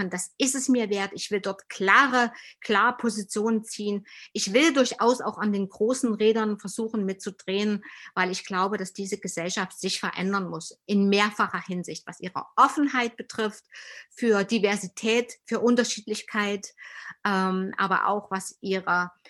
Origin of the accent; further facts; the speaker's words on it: East Germany, Germany; Aber ich komme ja aus dem Osten und unser Mangel in der Tat ist der, wir haben einfach zu wenig Alltagserfahrung äh, mit Menschen, die Migrationserfahrungen